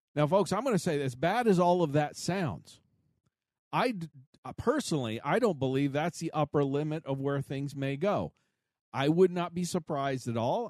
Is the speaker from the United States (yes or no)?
yes; United States; we as an American people